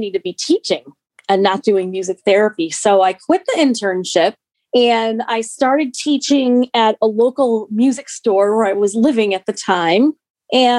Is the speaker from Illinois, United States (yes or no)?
yes; Park Ridge, Illinois, United States; where I was living in my hometown of Park Ridge